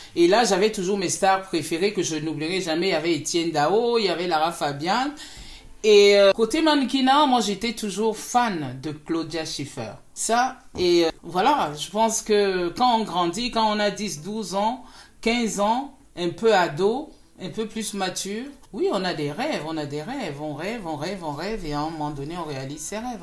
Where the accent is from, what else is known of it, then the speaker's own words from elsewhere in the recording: Cameroon; je suis née au Cameroun, j'ai grandi au Cameroun, j'ai fait mes études au Cameroun